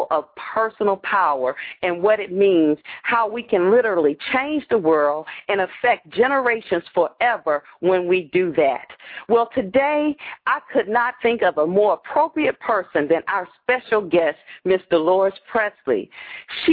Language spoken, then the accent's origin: English; Atlanta, Georgia, United States; growing up in Atlanta